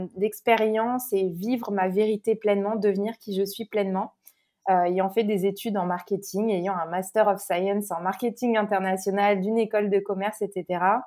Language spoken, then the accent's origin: French; Paris, Île-de-France, France; moved away as an adult; also born or lived in New York, United States; now in Canada; je suis née à Paris, euh, j'ai grandi en France